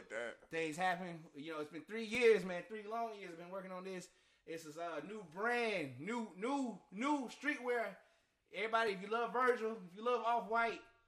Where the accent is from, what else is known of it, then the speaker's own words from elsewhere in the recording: Athens, United States; I'm from Athens